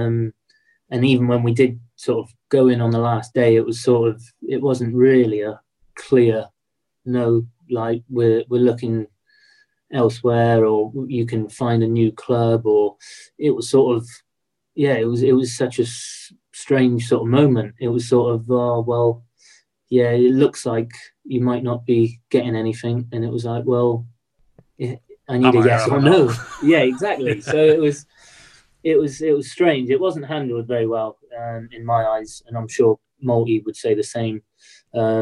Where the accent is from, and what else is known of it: Swindon, South West England, United Kingdom; moved away; also born or lived in Leyland